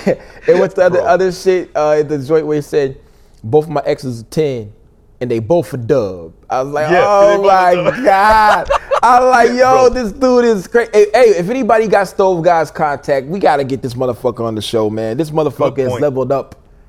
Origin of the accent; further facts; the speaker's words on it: DeSoto, Missouri, United States; I would like to think that I'm an anomaly as well, because I ain't sound like I'm from DeSoto, Missouri, population of 5,000.